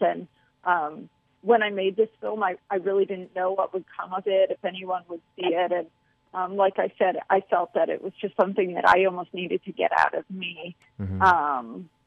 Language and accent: English; St. Louis, Missouri, United States; Dylan and I are both from St. Louis. We grew up in St. Louis.